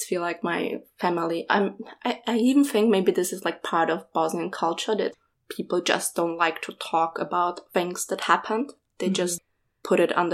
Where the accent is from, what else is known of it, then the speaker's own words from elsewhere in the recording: Vienna, Austria; I was born in Vienna after we fled from the war to Austria in 93